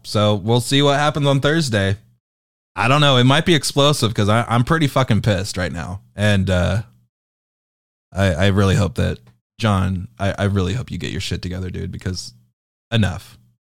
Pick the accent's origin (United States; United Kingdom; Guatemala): United Kingdom; I am British